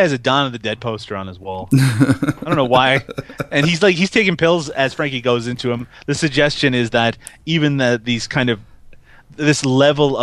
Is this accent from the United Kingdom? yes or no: no; Canada; I'm Canadian